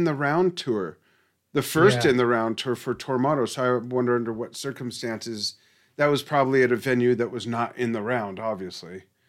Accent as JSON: {"language": "English", "town": "Los Angeles", "region": "California", "country": "United States", "tie": "born or raised there", "said": "growing up in Los Angeles"}